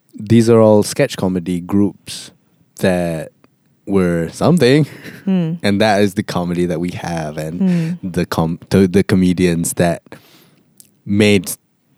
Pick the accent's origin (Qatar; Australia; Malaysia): Malaysia; Kelantan; I was born in Kelantan